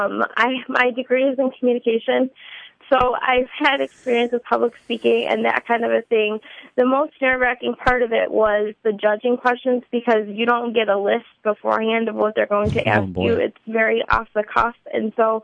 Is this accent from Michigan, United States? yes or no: yes; Grand Rapids, Michigan, United States; moved away as an adult; now in Southeast Michigan, United States; grew up in Grand Rapids my whole life